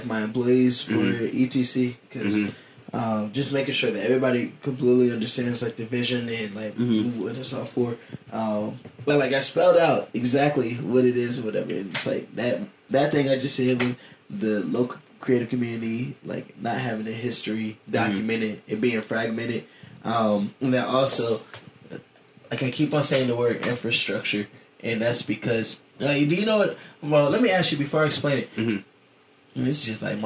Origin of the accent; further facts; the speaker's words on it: Columbus, Ohio, United States; I'm a boy from Columbus